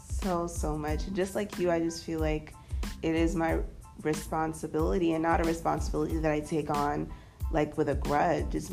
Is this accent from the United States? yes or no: yes; United States; And even though like I am different because I am American